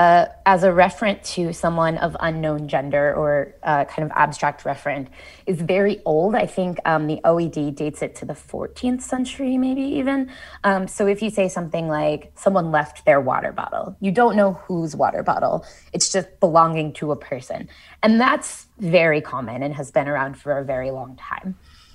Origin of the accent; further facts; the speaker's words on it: Columbus, Ohio, United States; We say you all, where I'm from, I'm from Columbus, Ohio. You guys was really common when I was growing up.